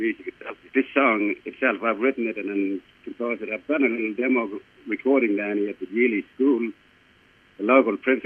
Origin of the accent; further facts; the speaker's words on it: Kimberley, Western Australia, Australia; I live out at uni and work at uni, and I'm all part of the Gunyani and Yarrow mob from up this area